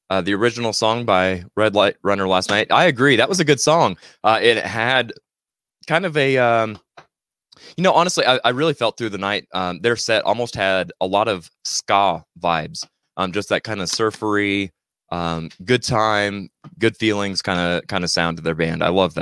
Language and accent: English; Missouri, United States; I'm a hillbilly from Missouri